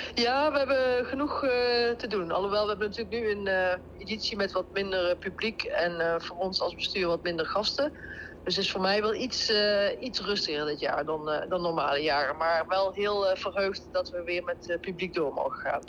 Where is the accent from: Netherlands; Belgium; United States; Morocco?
Netherlands; Deurne, North Brabant; accent: Brabants; moved away as an adult; Ja, ik kom zeker uit Brabant. Ik kom uit Deurne, dat ligt bij, bij Eindhoven